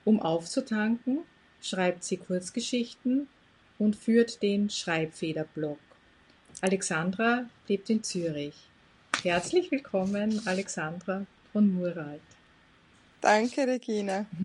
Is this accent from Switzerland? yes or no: no; Austria; ich selbst bin aus Österreich